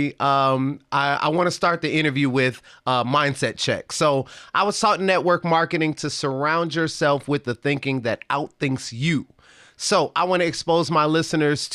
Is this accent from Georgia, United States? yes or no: no; Chicago, Illinois, United States; Northwestern University in my hometown, Chicago, Illinois